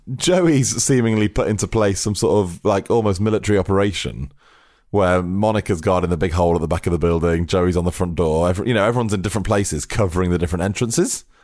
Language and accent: English; United Kingdom; we as Brits